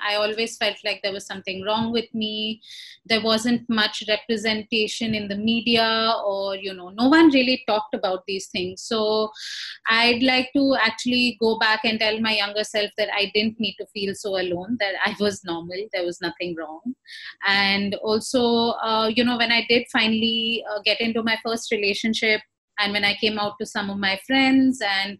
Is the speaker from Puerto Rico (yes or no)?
no; India; now in Ghana; I am a queer brown woman. My preferred pronouns are she and her. And I'm originally from India, but I currently live and work in Ghana.